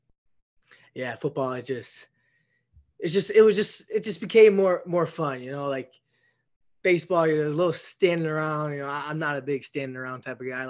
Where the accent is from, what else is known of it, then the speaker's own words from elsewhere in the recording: Elgin, Illinois, United States; I grew up in Elgin, Illinois. It's a pretty big city outside of Chicago